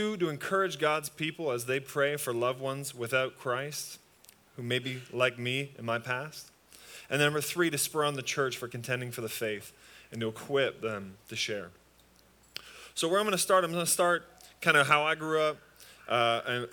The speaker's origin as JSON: {"language": "English", "area": "just outside Toronto", "region": "Ontario", "country": "Canada", "moved": "yes", "said": "I'm from Canada, just outside Toronto"}